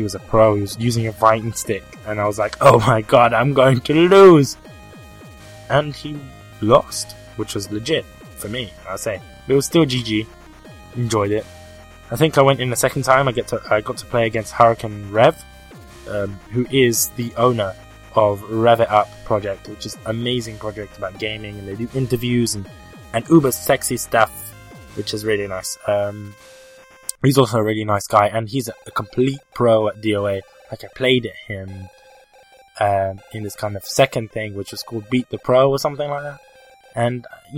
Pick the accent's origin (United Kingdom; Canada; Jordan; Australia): United Kingdom; accent: British; my British accent